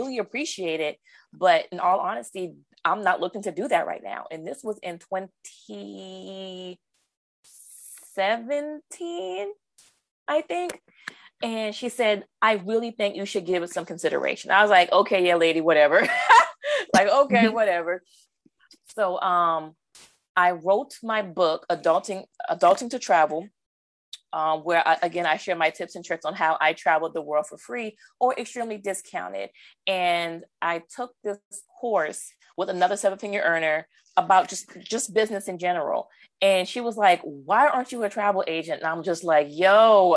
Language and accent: English; Charleston, South Carolina, United States; moved away as an adult; now in Baltimore County, United States; I'm originally from Charleston, South Carolina. I relocated to the Baltimore County area for work.